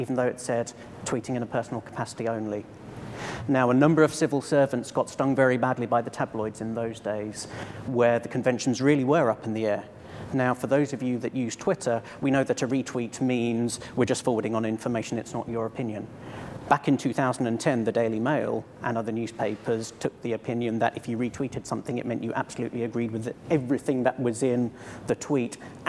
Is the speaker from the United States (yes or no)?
no; Cambridge, East of England, United Kingdom; my hometown, Cambridge